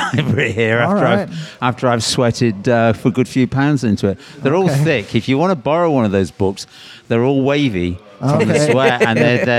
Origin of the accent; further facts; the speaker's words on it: Leicester, East Midlands, United Kingdom; moved away as an adult; also born or lived in New York, United States; now in New Orleans, United States; I was born in Leicester in England and came... The first time I came over here was on tour with bands.